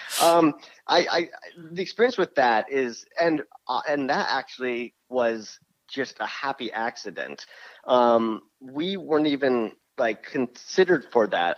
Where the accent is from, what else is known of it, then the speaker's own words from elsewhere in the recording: Harpersville, New York, United States; now in Los Angeles, United States; we grew up in a little farm town called Harpersville